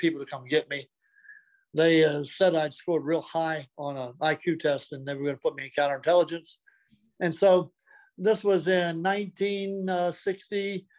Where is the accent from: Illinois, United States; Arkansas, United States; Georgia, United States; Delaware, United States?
Delaware, United States; Well, I was born in Delaware. I was a seventh of an eighth child.